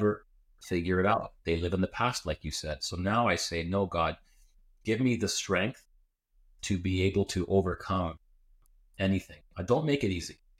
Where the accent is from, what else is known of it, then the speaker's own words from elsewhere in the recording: Canada; I was born in Canada, I went to Greek school 2 days a week.